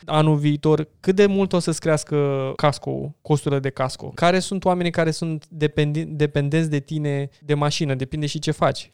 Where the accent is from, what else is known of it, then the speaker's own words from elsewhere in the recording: Romania; noi ca români